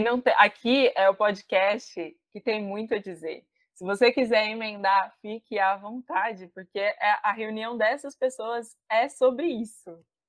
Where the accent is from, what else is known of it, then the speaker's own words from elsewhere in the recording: Criciúma, Santa Catarina, Brazil; moved away; Eu fui, nasci e fui criada no Sul, no extremo sul catarinense